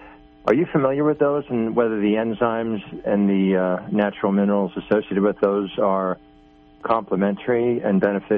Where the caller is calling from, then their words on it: Long Island, New York, United States; from Long Island.